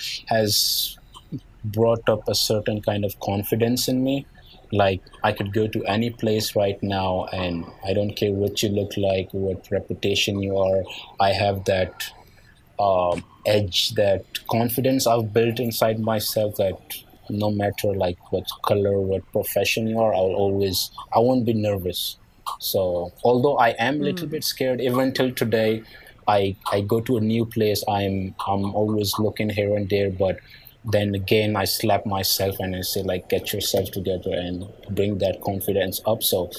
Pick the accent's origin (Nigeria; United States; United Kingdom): Nigeria; accent: Nigerian; English is a second language; now in Pakistan; And then my accent was a little bit different. So I didn't quite like my accent, but my Nigerian accent isn't very strong.